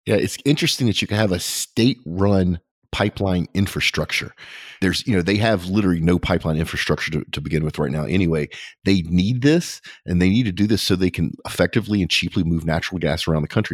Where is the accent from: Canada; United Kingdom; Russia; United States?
United States; being an American